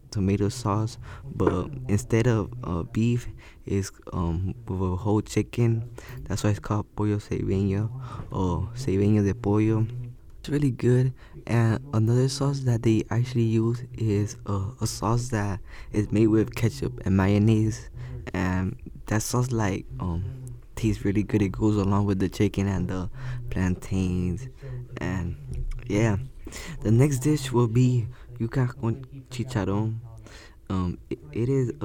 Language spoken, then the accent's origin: English; Miami, Florida, United States; also born or lived in El Salvador; Growing up in Miami and being Hispanic